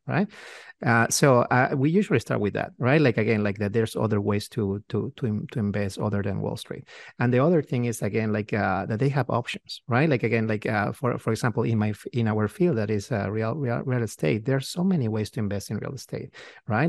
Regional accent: Peru; moved away as an adult; now in United States; we, we're from Peru, from South America

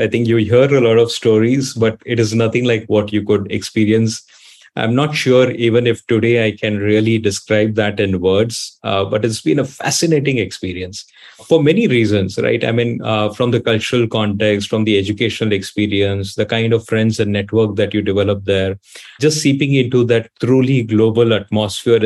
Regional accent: Bangalore, Karnataka, India; also born or lived in Southampton; born and brought up in Bangalore

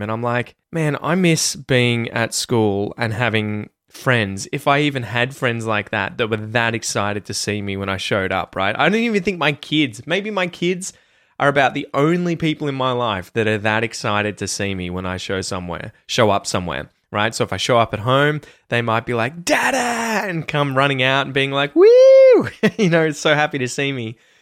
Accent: Australia; first language English; as an Australian or a native English speaker

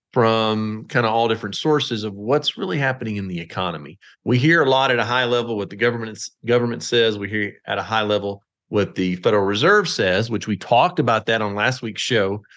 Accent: Texas, United States; I'm from Texas

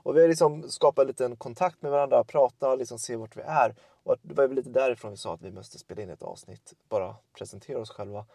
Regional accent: Tullinge, Stockholm County, Sweden; moved away as an adult; also born or lived in Södertälje / Örebro; now in Lomma, Sweden; jag är född i Södertälje, sen är jag uppfödd i Tullinge utanför Stockholm

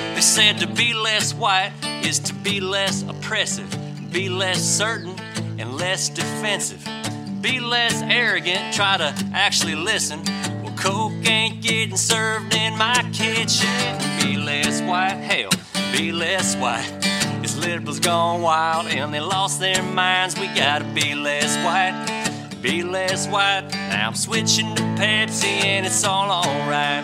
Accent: Mississippi, United States; I'm from Mississippi

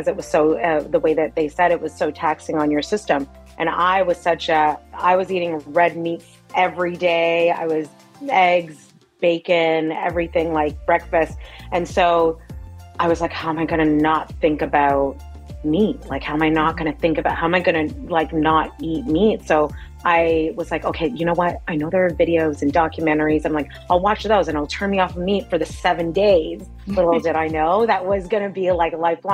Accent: Mississauga, Ontario, Canada; I was born and raised in Mississauga, Ontario in Canada.

